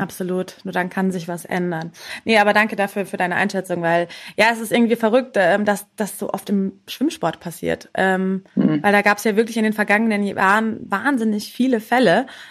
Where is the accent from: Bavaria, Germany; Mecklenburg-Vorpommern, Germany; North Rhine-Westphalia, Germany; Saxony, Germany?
Bavaria, Germany; Munich; für mich als Münchner